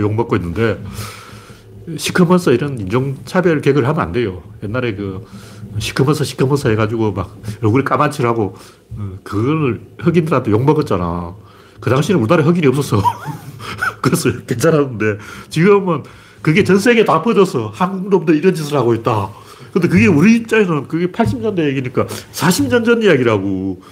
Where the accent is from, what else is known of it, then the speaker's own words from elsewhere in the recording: Gyeongsang, South Korea; 나는 경상도 사람이기 때문에